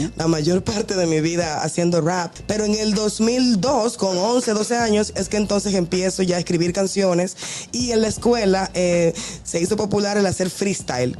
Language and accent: Spanish; Dominican Republic; yo soy de los Mila